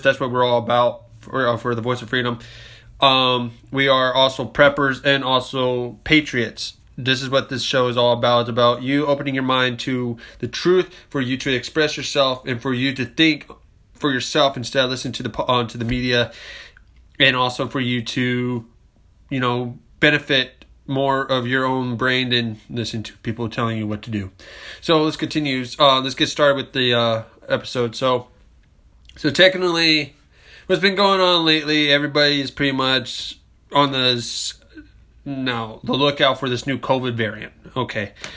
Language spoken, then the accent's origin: English; United States; as American citizens